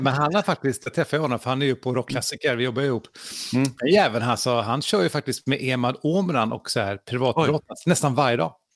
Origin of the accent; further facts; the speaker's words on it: Sweden; vi svenskar